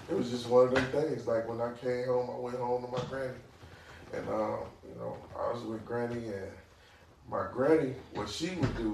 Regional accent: Flint, Michigan, United States; I'm from Flint

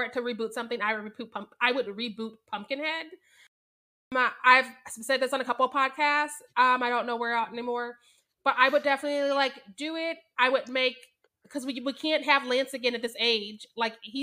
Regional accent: Missouri, United States; I was born and raised in Missouri

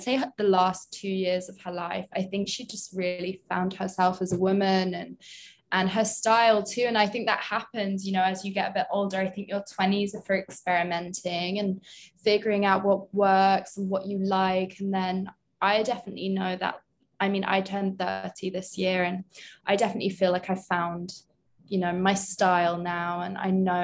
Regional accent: London, United Kingdom; moved away as an adult; now in New York, United States; I'm British. So I obviously grew up with some of like these trends

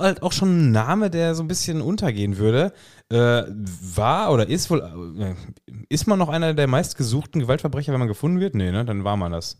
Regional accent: Lippstadt, North Rhine-Westphalia, Germany; bei uns würde man sagen

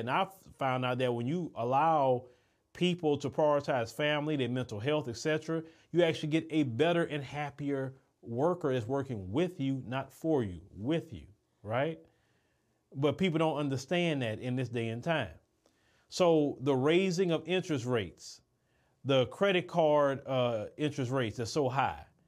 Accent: United States; As an American

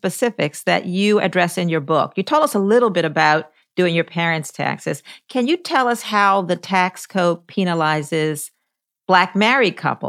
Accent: Baltimore, Maryland, United States; I grew up in Baltimore

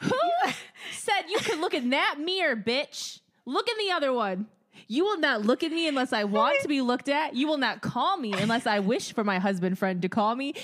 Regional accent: Midwest, United States; growing up in the Midwest

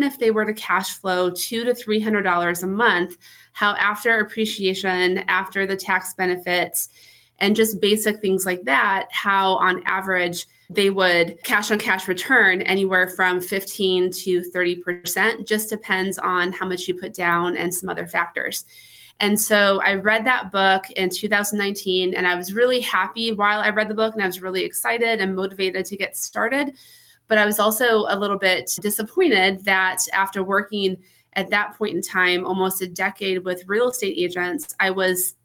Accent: Wisconsin, United States; now in Phoenix, United States; I am from Wisconsin, but I live in Phoenix. I've lived here for many years

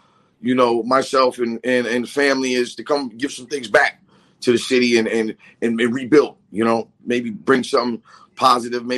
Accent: New Bedford, Massachusetts, United States; moved away as an adult; born and raised in New Bedford

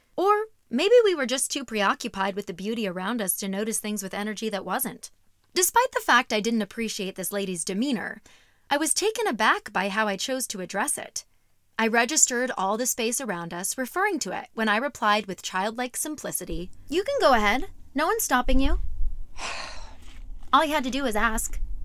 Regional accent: Arizona, United States; growing up in Arizona

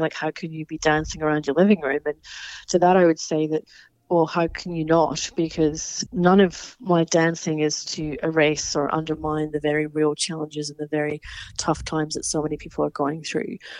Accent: Scotland, United Kingdom; moved away; my home country of Scotland.

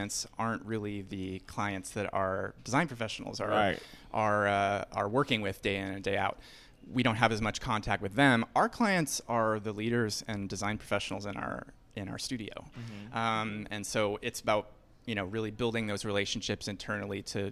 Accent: Northern Virginia suburbs, United States; moved away as an adult; now in New York, United States; I'm from the Northern Virginia suburbs.

